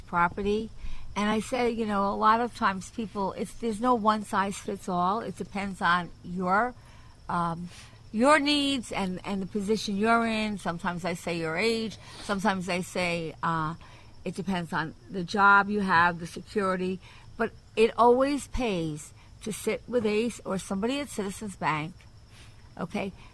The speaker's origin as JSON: {"language": "English", "area": "Long Island", "region": "New York", "country": "United States", "tie": "born or raised there", "said": "I'm from Long Island. And so, of course, I love Long Island. I think it's a great place to grow up. And I'm glad that I grew up there."}